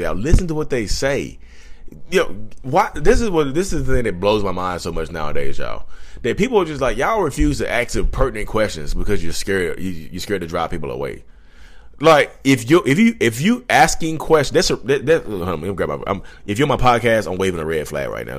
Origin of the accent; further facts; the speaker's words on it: Reidsville, North Carolina, United States; I'm from Reedsville, North Carolina.